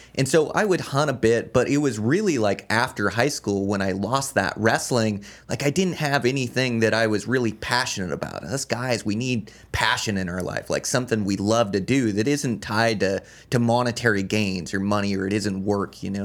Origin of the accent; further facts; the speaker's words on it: Olympia, Washington, United States; moved away as an adult; now in Montana, United States; I was born and raised in Olympia, Washington